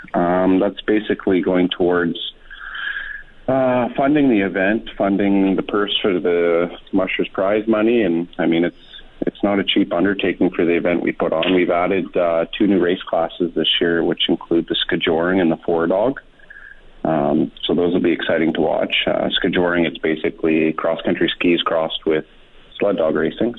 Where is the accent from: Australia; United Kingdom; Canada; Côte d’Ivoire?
Canada; Anzac, Alberta; born or raised there; moved away